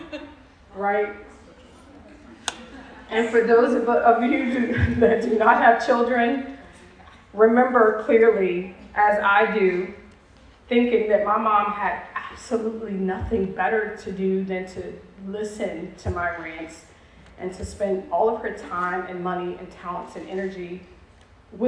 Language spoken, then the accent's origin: English; New York City, New York, United States; moved away; I'm a New York City girl.